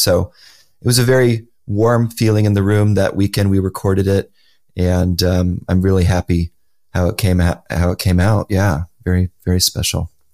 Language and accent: English; Los Angeles, California, United States; my hometown of Los Angeles